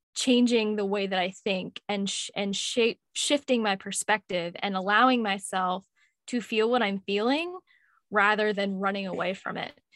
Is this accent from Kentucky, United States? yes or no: yes; Louisville, Kentucky, United States; also born or lived in Washington, D.C.; I was born in Washington, D C, and I migrated over to Louisville, Kentucky, of all places. And I've been here for most of my life.